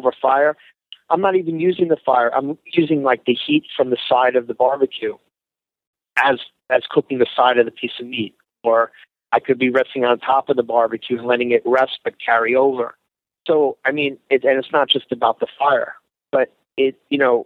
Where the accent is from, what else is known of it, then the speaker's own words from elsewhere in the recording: Northeast, United States; I grew up in the Northeast